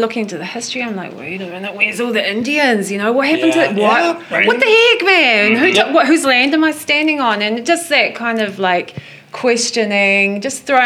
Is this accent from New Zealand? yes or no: yes; New Zealand; also born or lived in New York City, United States; now in Pennsylvania, United States; I'm from New Zealand